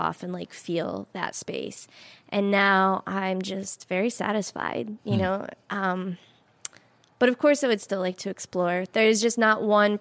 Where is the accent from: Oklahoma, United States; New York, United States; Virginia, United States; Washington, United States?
New York, United States; Syracuse area; I would end up in my hometown